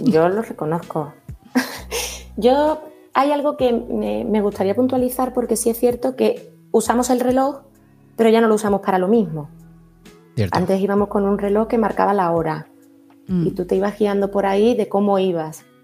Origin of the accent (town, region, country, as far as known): Andalusia, Spain